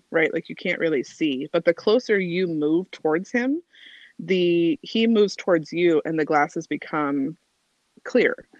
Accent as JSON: {"language": "English", "town": "Albuquerque", "region": "New Mexico", "country": "United States", "tie": "born or raised there", "also_born_or_lived": "Seattle, Washington", "moved": "as an adult", "said": "So I moved from Albuquerque, New Mexico, to Seattle, Washington, for work, and I was a it was my first move away from like where I grew up"}